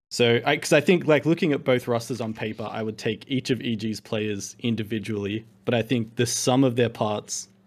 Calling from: Sydney, New South Wales, Australia; Hello, from Sydney, Australia.

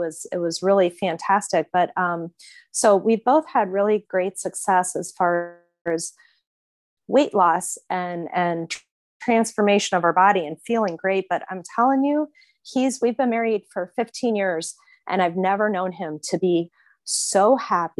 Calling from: Fort Lauderdale, Florida, United States; I'm calling from Fort Lauderdale, Florida

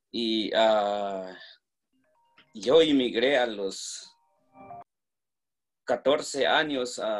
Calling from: Washington, District of Columbia, United States; ah, yo soy de Washington, D.C.

